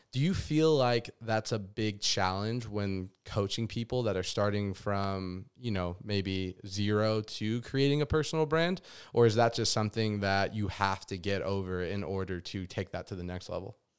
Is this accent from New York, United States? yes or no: no; Las Vegas, Nevada, United States; moved away as an adult; having to move away from my hometown in Las Vegas